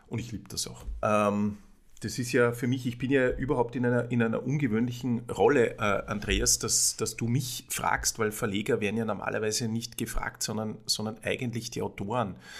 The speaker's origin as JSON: {"language": "German", "region": "Salzburg", "country": "Austria", "tie": "born or raised there", "moved": "as an adult", "lives_now": "Vienna, Austria", "said": "ich komme aus Salzburg, bin gelernter Jurist und bin in einer, bin in einer Buchhändlerfamilie, in einer Salzburger Buchhändlerfamilie aufgewachsen"}